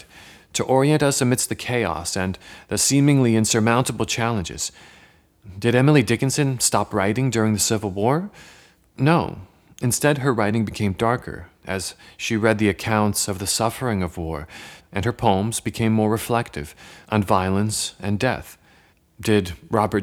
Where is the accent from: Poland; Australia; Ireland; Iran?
Poland; moved away; I was born in Poland